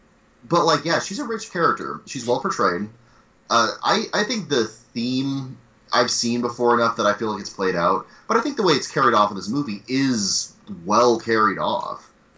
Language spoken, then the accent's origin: English; United States; But as an American